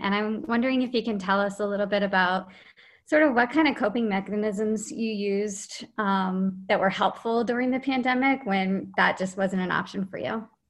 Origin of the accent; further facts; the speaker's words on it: Arizona, United States; here in my home state of Arizona